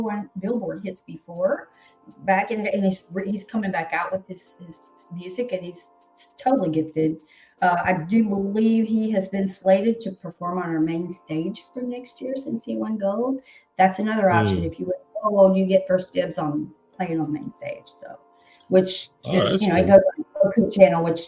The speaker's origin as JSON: {"language": "English", "town": "Hendersonville", "region": "Tennessee", "country": "United States", "tie": "born or raised there", "also_born_or_lived": "Nashville", "moved": "yes", "lives_now": "Atlanta, United States", "said": "I grew up in Hendersonville. I lived right down the street from Johnny Cash. As a little kid, we used to play in his front yard"}